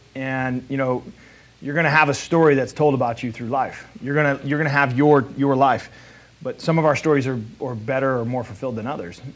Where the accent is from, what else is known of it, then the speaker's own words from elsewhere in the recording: South County, Missouri, United States; I'm a Hoosier from South County.